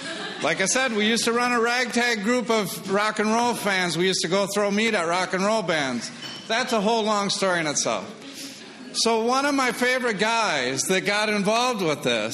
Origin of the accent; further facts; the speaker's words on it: Appleton, Wisconsin, United States; I'm from Appleton.